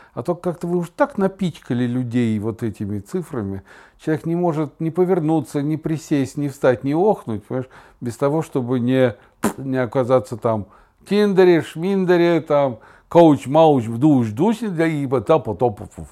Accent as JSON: {"language": "Russian", "town": "Kazan", "region": "Tatarstan", "country": "Russia", "moved": "as an adult", "said": "Я был журналист из Казани."}